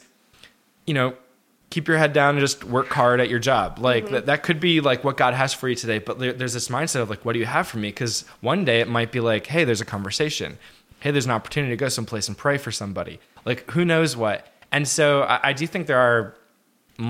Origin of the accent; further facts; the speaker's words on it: United States; we're both American.